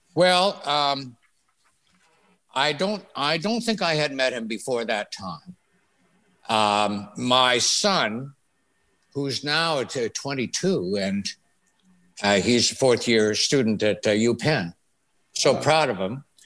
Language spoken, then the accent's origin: English; Thunder Bay, Ontario, Canada; moved away; also born or lived in Toronto; raised in Thunder Bay